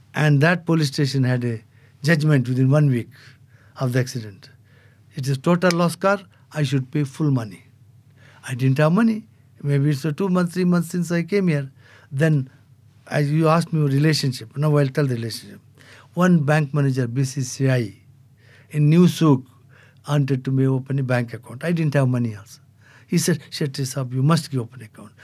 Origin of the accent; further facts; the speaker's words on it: India; now in Abu Dhabi, United Arab Emirates; as an Indian, I can't have two passports.